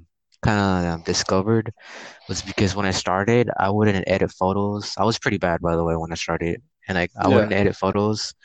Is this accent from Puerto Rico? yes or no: yes; Puerto Rico; now in Houston, United States; I live in Houston, Texas, and I was born in Puerto Rico